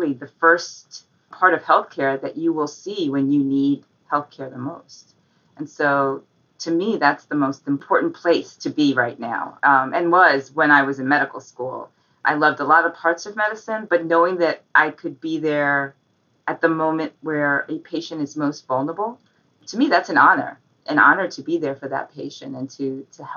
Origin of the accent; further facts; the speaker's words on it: New York City, New York, United States; I grew up in New York, in Manhattan